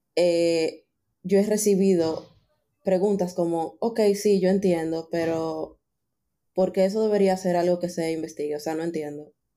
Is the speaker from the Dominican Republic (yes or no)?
yes; Dominican Republic; somos de República Dominicana